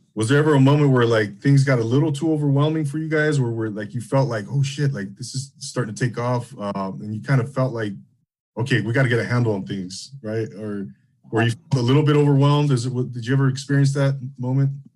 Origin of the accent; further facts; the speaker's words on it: Rancho Cucamonga, California, United States; growing up in the Inland Empire in Rancho Cucamonga in the early '90s